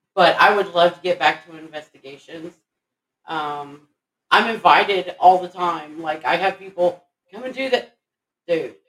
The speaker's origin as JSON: {"language": "English", "region": "Texas", "country": "United States", "said": "I'm from Texas"}